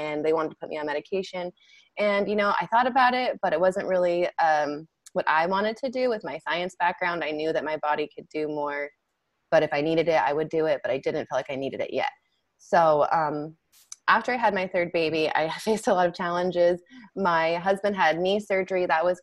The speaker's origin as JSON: {"language": "English", "town": "Salmon", "region": "Idaho", "country": "United States", "tie": "born or raised there", "also_born_or_lived": "Boise, Idaho", "moved": "as an adult", "said": "I grew up in Salmon, Idaho, which is a small town in southeast Idaho"}